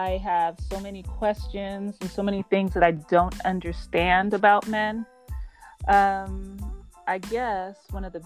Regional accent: Los Angeles, California, United States; I'm from Los Angeles, and that's where I'm calling in from.

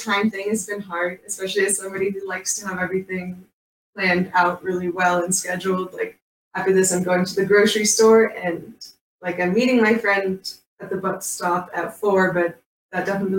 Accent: California, United States; moved away as an adult; also born or lived in Scotland; now in Mexico; I'm from the U.S., especially from California

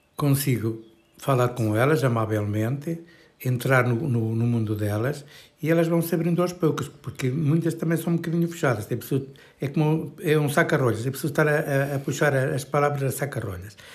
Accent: Bragança, Norte, Portugal; eu sou de Bragança, uma cidade muito linda

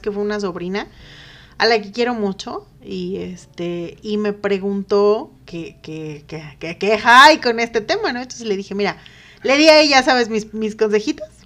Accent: Mexico; Los mexicanos somos todo

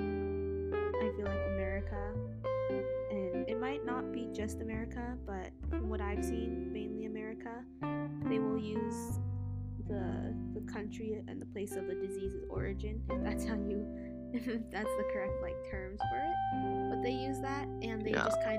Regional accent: South Korea; now in United States; I literally immigrated from Korea. And so if someone asks me, where are you from? I can say, I'm from Korea

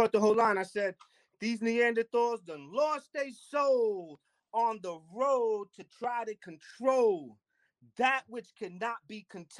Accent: New York City, New York, United States; I grew up on Staten Island.

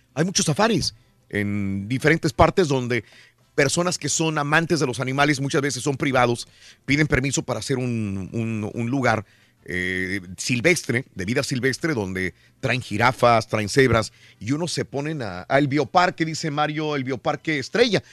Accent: Matamoros, Tamaulipas, Mexico; soy de Matamoros, Tamaulipas

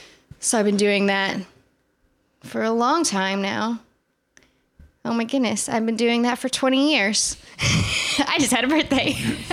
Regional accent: Lynchburg, Virginia, United States; moved away; And I grew up in Virginia, if that's a fact that anybody cares for. Lynchburg, Virginia.

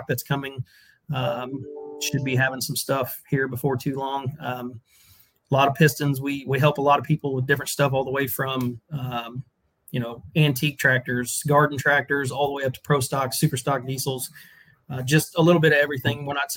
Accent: Dieterich, Illinois, United States; I'm from Dietrich, Illinois

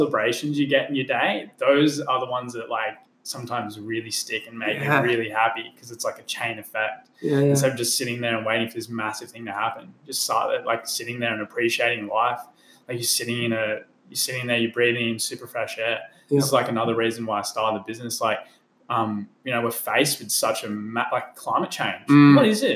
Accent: Newcastle, New South Wales, Australia; I was Australia born. I was born in Newcastle

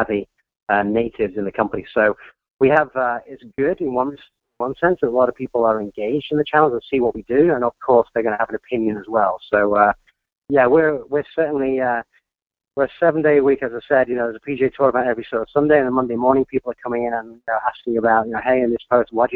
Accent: Troon, Scotland, United Kingdom; moved away as an adult; also born or lived in London; I was born in Scotland, and I grew up just down the road from Royal Troon

